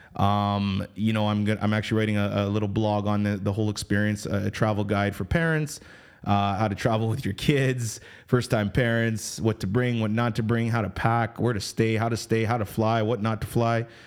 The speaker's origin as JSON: {"language": "English", "country": "Canada", "said": "we come from Canada. I mean, I'm, I'm Canadian based"}